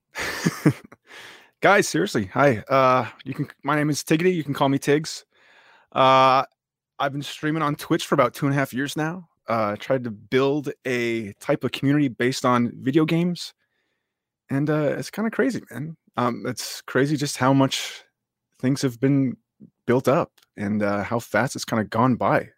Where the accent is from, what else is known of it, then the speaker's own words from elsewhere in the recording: upstate New York, United States; I'm originally from upstate New York, the okay. m- absolute middle of nowhere. Uh, I've grown up there all my life